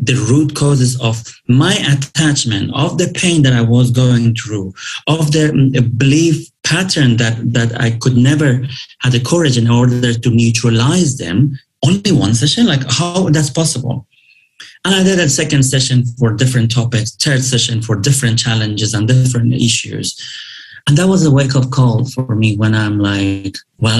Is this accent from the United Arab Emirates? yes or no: yes; Dubai, United Arab Emirates; English is a second language; moved away as an adult; I grew up in Dubai